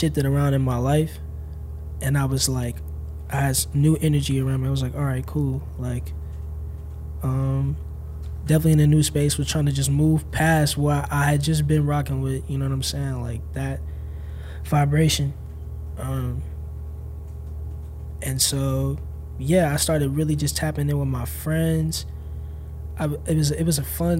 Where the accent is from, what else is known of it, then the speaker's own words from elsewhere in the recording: St. Louis, Missouri, United States; also born or lived in Illinois / Encino, Los Angeles; now in Los Angeles, United States; I'm from St. Louis, Missouri. I was born in Illinois, outside of Chicago. I was raised, I like moved after a month, and I moved to St. Louis with my family.